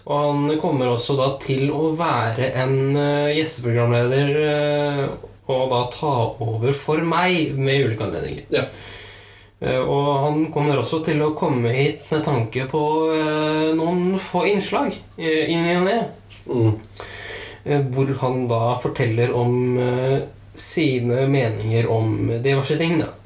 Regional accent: Trøndelag, Norway; jeg er fra Trøndelag

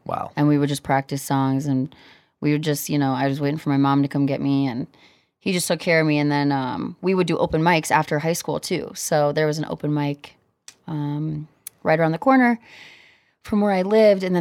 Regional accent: Kansas, United States; I'm from Kansas

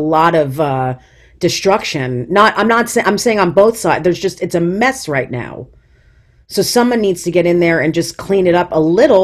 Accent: New Jersey, United States; moved away as an adult; now in Long Island, United States; I'm from New Jersey, so now I live like an hour from my family

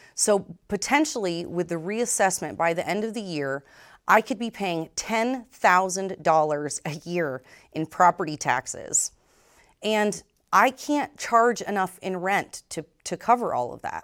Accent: Vermont, United States; moved away; was born and raised in Vermont, educated here at Champlain College

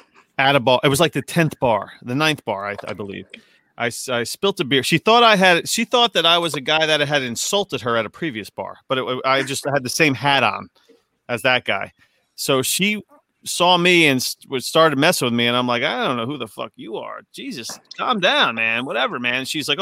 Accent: New York City, New York, United States; also born or lived in Queens, New York; now in New Jersey, United States; I lived in Queens for a bunch. I was born in the Bronx.

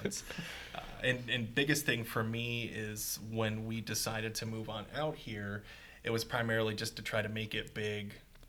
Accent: Erie, Pennsylvania, United States; moved away; I come from a land called Erie, Pennsylvania. Mm. It is very cold.

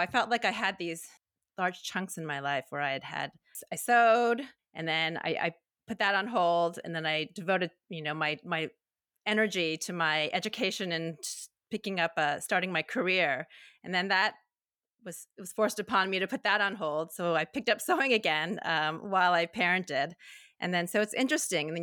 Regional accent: United States; now in Toronto, Canada; I'm Chinese American, but now I live in Toronto, Canada

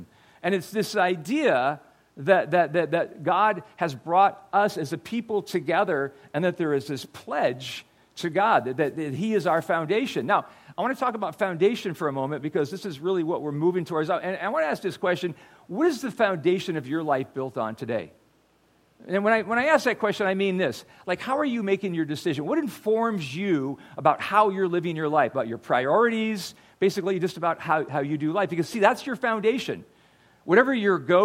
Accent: United States; I grew up in America

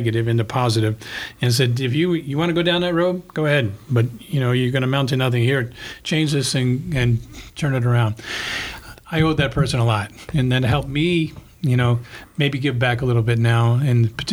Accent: New York City, New York, United States; now in Denver, United States; I grew up in the Bronx in a one-bedroom apartment

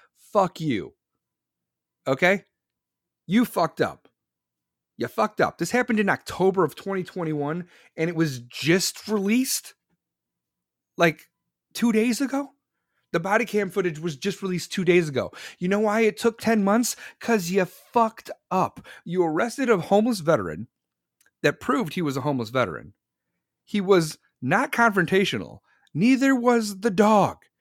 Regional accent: Chicago, Illinois, United States; I'm from Chicago

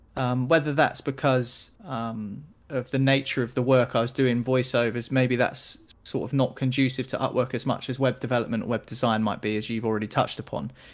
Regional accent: United Kingdom; I'm a British guy

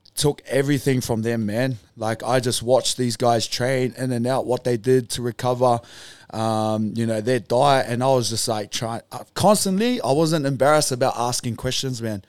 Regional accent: Auckland, New Zealand; moved away; I was born in Auckland, New Zealand. I said that before, a small place called Beach Haven in the North Shore

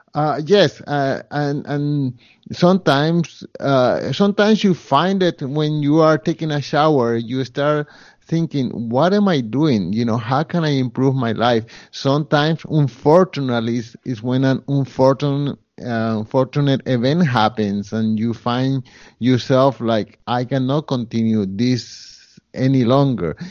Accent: Colombia; now in Montreal, Canada; I come from Colombia, and at the time that I came, Colombia was a poorer country.

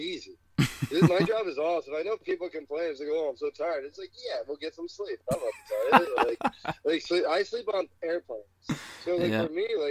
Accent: Allentown, Pennsylvania, United States; now in Las Vegas, United States; I'm born in Allentown, but I'm fighting out of Las Vegas, Nevada.

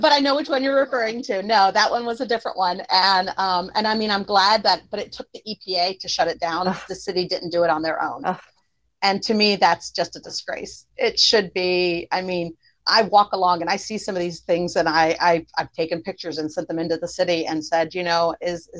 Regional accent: Florida, United States; I grew up in Florida, barefoot, running around in the woods

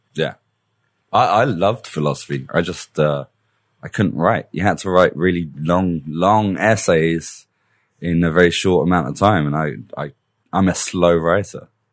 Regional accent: Middlesex, London, United Kingdom; accent: British; moved away; I was born in Middlesex.

